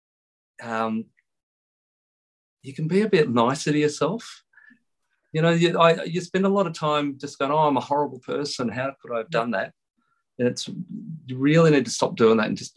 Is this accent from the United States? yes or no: no; Tamworth, New South Wales, Australia; growing up in Tamworth